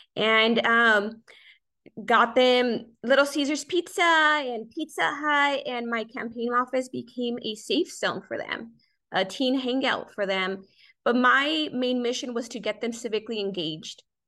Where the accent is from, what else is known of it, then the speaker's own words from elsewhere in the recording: South Gate, California, United States; Grew up in Southeast Los Angeles, Southgate, a vibrant community